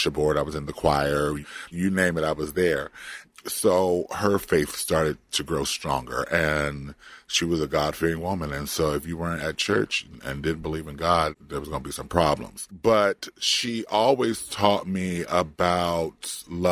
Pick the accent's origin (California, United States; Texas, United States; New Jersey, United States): California, United States; Compton; born or raised there; moved away; also born or lived in Florida